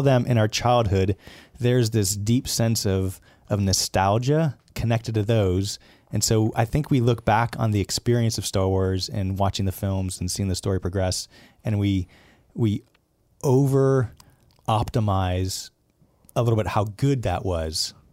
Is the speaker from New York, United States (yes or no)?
no; Southern California, United States; I was born in Southern California